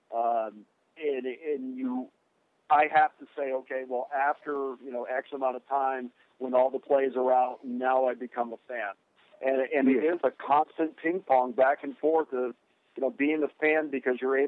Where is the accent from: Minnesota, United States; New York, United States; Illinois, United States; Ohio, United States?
New York, United States; Schenectady; moved away as an adult; I'm from Albany, and well, just outside of Albany, a little town called Schenectady